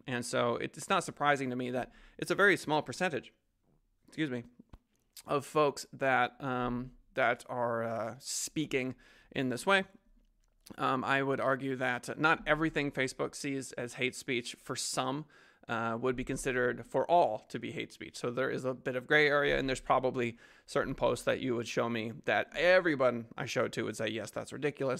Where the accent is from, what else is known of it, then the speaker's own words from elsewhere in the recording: United States; speaking as an American